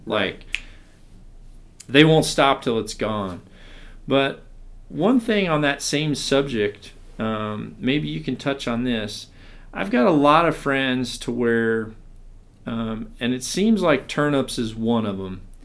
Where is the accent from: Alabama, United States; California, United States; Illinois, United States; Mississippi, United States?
Mississippi, United States; growing up in Mississippi